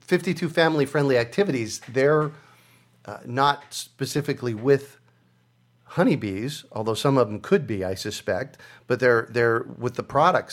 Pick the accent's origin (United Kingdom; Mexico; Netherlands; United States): United States; Phoenix, Arizona; as a child of the 70s. I do remember that. You know, I grew up in Phoenix, Arizona, so it wasn't the woods out there